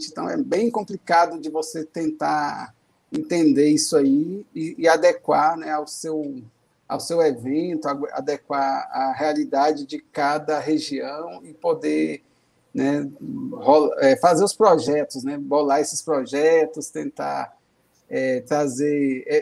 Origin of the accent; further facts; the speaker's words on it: Brasília, Federal District, Brazil; É, sim, eu sou de Brasília, né, tenho 48 anos, sou servidor público